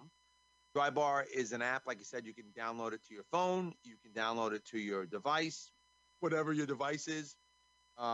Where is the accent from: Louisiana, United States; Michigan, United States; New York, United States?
New York, United States; I'm from New York